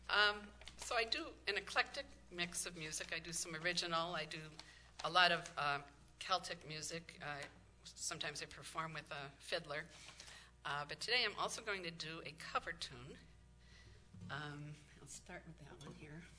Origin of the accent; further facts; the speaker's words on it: Illinois, United States; also born or lived in Wisconsin; so I am from Illinois, but I have uh, dual citizenship with uh, Illinois and Wisconsin.